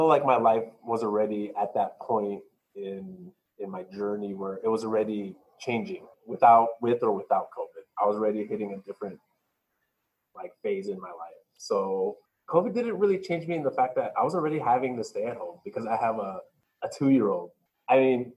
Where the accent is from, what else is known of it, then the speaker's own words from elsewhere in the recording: Glendale, California, United States; also born or lived in Rowland Heights, California; I first grew up in Glendale for my first half of my life